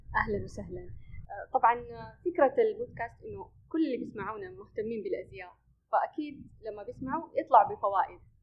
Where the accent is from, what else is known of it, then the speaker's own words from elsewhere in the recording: Saudi Arabia; هنا عندنا في السعوديه